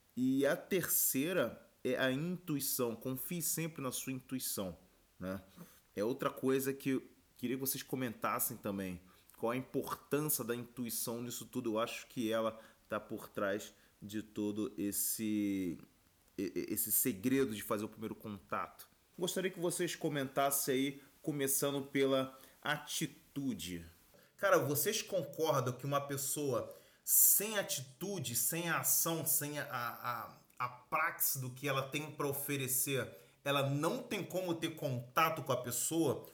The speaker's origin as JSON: {"language": "Portuguese", "country": "Brazil", "said": "também sou brasileiro"}